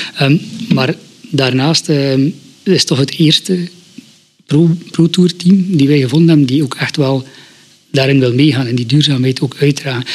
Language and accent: Dutch; Torhout, Flanders, Belgium; now in Flemish Ardennes, Belgium; ik ben afkomstig van Terhout en, tussen Terhout en Brugge.